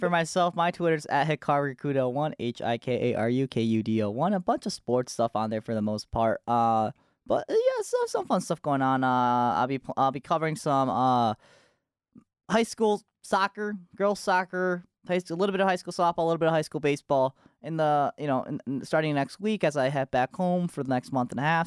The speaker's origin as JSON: {"language": "English", "town": "Novi", "region": "Michigan", "country": "United States", "tie": "born or raised there", "also_born_or_lived": "Japan", "said": "my hometown is Novi, Michigan."}